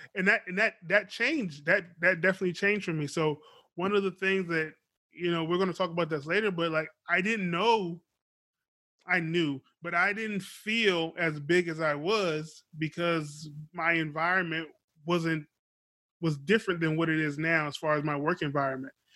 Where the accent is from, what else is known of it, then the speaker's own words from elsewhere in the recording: Beaufort, South Carolina, United States; moved away; I was born in South Carolina, Beaufort. Shout out to Beaufort, South Carolina. Still have family down there.